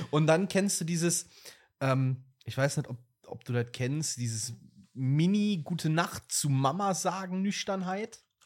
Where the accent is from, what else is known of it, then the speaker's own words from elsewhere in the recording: Moselle wine region, Rhineland-Palatinate, Germany; bei uns in, dem, in der Stadt, Dorf, Land, wo ich groß geworden bin, ähm, liegt halt direkt an der Weinmosel